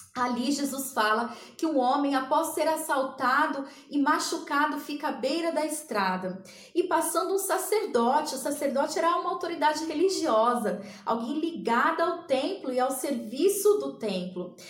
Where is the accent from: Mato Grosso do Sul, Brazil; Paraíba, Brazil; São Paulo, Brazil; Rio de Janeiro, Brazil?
São Paulo, Brazil; Ribeirão Preto; eu sou aqui de Ribeirão Preto, no interior de São Paulo